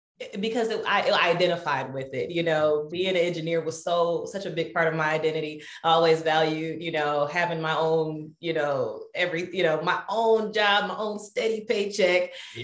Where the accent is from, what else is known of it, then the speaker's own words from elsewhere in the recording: Detroit, Michigan, United States; now in Madison, United States; I'm originally from Detroit, Michigan. So that's how I know Eric, went to high school together